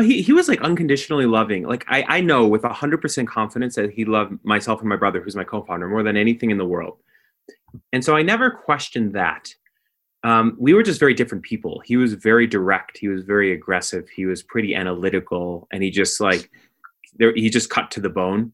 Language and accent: English; Skokie, Illinois, United States; I grew up in Skokie, Illinois. It's a suburb of Chicago